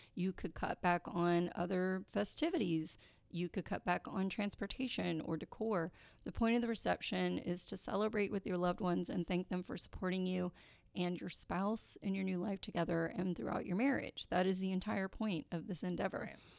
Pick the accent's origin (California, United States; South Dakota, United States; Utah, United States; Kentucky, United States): Kentucky, United States; I am from Kentucky